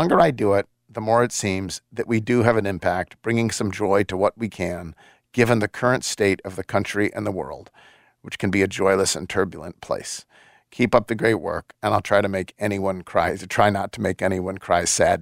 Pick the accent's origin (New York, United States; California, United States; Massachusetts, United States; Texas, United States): New York, United States; Buffalo; now in Memphis, United States; I'm from Buffalo